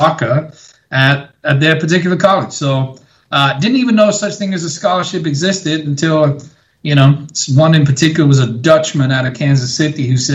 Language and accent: English; small English town outside of London, England, United Kingdom; moved away; growing up in England